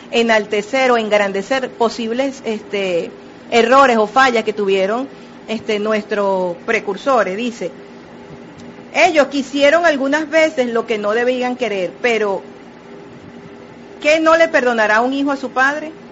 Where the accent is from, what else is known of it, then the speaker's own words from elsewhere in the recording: Venezuela; ¿Quiénes somos los venezolanos? ¿Quiénes son los argentinos? ¿Quiénes son los, brasileños? brasileros? Ahorita muchos venezolanos están fuera de nuestras fronteras y es un momento ideal para reconocerse.